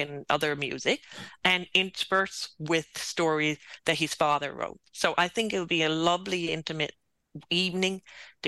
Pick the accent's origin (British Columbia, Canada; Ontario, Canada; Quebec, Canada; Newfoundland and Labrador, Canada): Newfoundland and Labrador, Canada; St. John's; being a townie